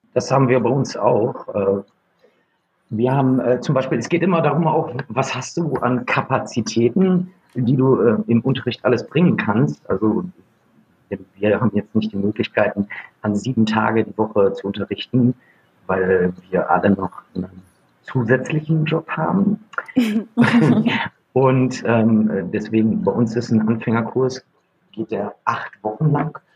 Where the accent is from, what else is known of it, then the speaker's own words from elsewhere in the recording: Gütersloh, North Rhine-Westphalia, Germany; Ich komme aus Gütersloh und habe vor zwölf Jahren eine Tanzschule gegründet